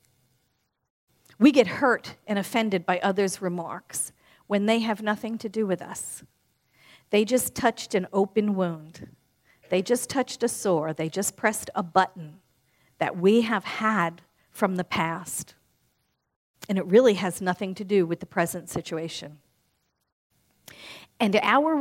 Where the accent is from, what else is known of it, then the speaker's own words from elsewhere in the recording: New York, United States; born and raised in New York like I was